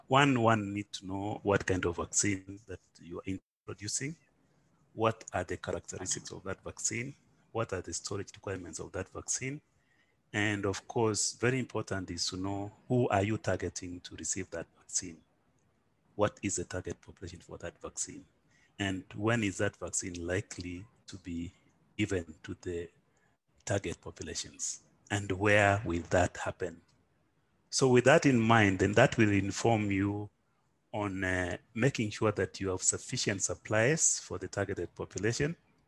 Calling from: Nairobi, Kenya; I'm calling from Nairobi, Kenya.

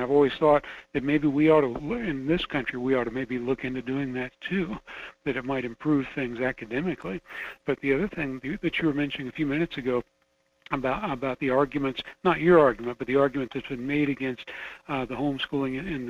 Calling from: Fairbanks, Alaska, United States; calling from Fairbanks on KFAR.

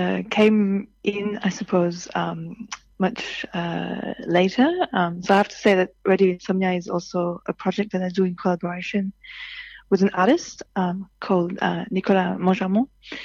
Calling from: Paddington, New South Wales, Australia; So I'm calling from the university at UNSW in Paddington because I'm doing research here.

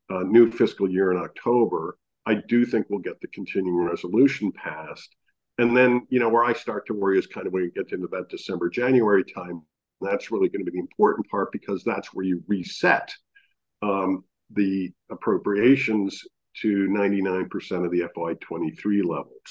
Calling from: Maine, United States; I'm calling in from Maine right now

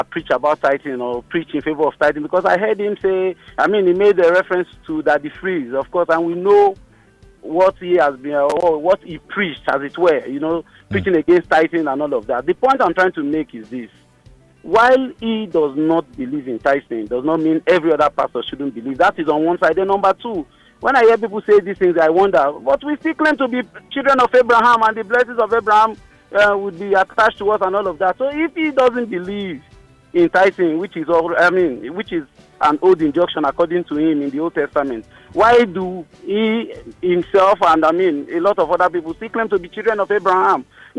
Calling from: Ajah, Lagos, Nigeria; I'm calling from Ajah.

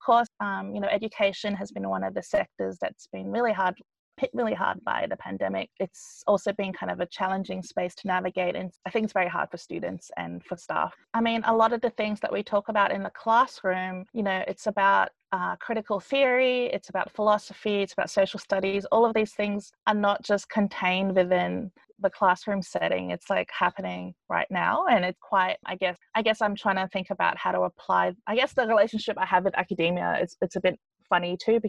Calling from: Melbourne, Victoria, Australia; So I am speaking from Melbourne.

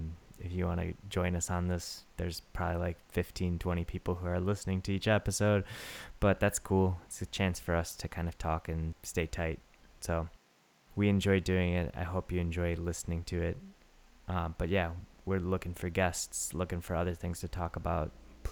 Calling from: Japan; I'm calling from Japan

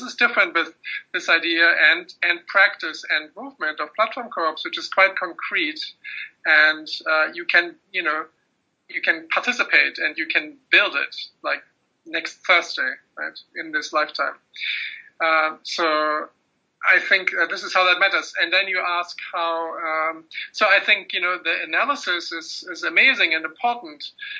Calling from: United States; you are speaking from the UK, I'm speaking from the United States

